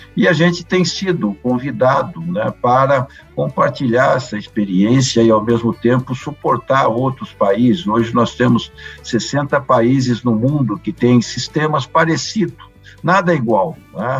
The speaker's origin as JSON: {"language": "Portuguese", "town": "Londrina", "region": "Paraná", "country": "Brazil", "tie": "born or raised there", "also_born_or_lived": "Bandeirantes, Paraná", "moved": "yes", "said": "eu sou do interior do Paraná, do norte do Paraná, o chamado pé vermelho, né, terra roxa. É, E, e, vivi no Paraná por muitos anos, né, na cidade de Bandeirantes, onde eu fui nascido. É, me criei em Londrina"}